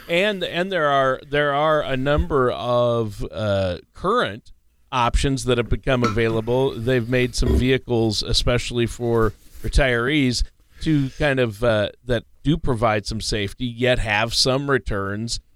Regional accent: Minnesota, United States; now in Georgia, United States; I grew up in Minnesota

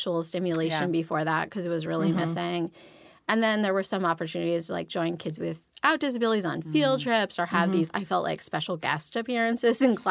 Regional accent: outside of Baltimore, Maryland, United States; I grew up outside of Baltimore

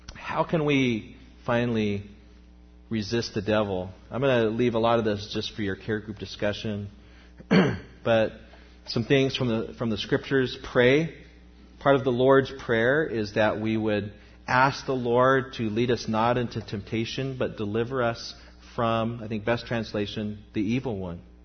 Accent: United States; as American Christians

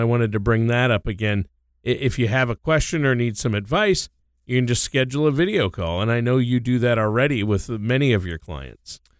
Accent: Minnesota, United States; Minnesota, my home state

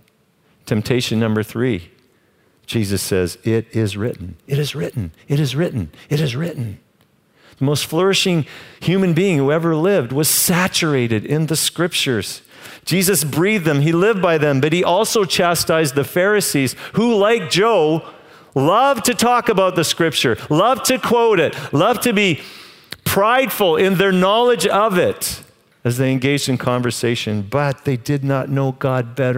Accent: Canada; I'm Canadian.

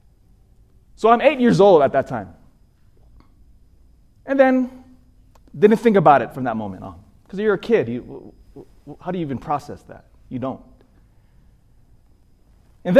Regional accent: Sacramento, California, United States; I grew up in Sacramento

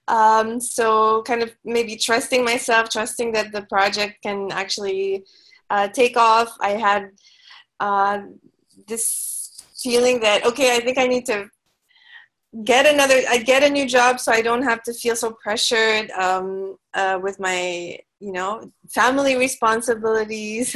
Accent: Manila, Metro Manila, Philippines; moved away as an adult; now in Cebu, Philippines; I'm actually from Manila

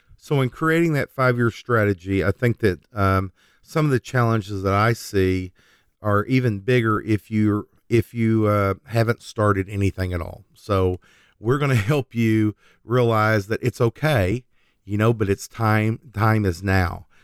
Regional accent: Oklahoma, United States; we're from Oklahoma.

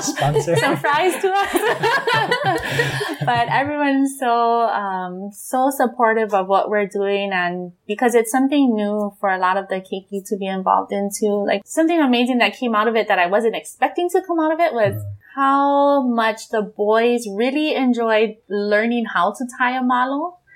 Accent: Hawaii, United States; here in Hawaii

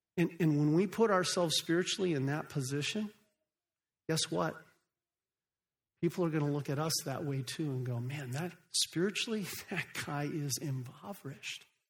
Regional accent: Phoenix, Arizona, United States; moved away as an adult; also born or lived in Africa; I grew up right here in Phoenix, Arizona

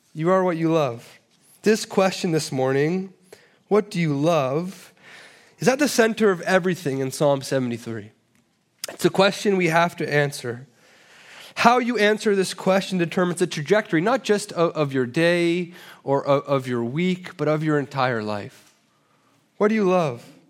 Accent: Toronto, Ontario, Canada; I'm from Toronto, and so we call it a cottage, uh, there, but apparently it's a cabin here

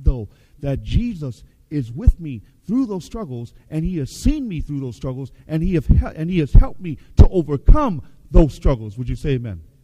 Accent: Seattle, Washington, United States; I grew up in Seattle

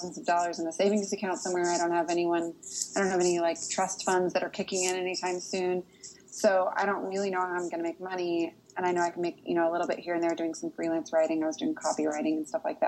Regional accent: Portland, Oregon, United States; now in Nashville, United States; I grew up in Portland

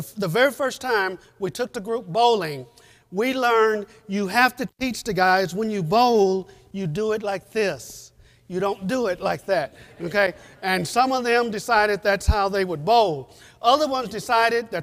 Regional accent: United States; moved away as an adult; now in Guatemala; we're from the States

